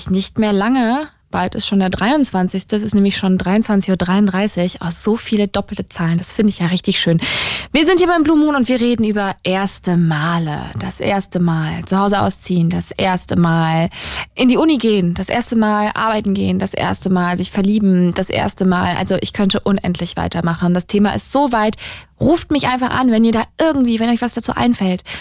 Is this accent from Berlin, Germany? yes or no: yes; Berlin, Germany; aus Berlin-Zehlendorf.